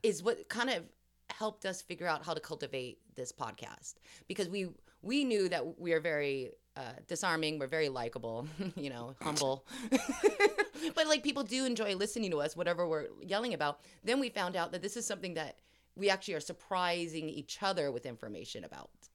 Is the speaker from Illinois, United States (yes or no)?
no; Los Angeles, California, United States; accent: Valley girl; I grew up in Hollywood and then the Valley, and I'm very proud to say I'm still a Valley girl